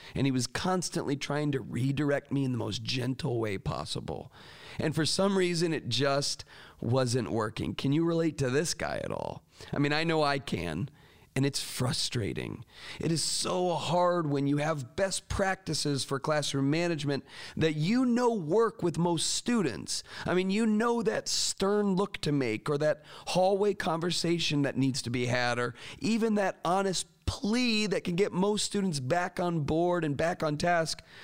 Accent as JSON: {"language": "English", "region": "Florida", "country": "United States", "tie": "born or raised there", "said": "I grew up in Florida"}